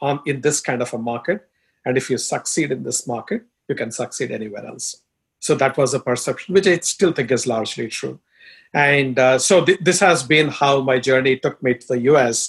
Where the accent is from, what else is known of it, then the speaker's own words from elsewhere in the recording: India; first language Telugu; English is a second language; moved away as an adult; also born or lived in Dubai; now in United States; I'm from India, as you can tell from my accent and looks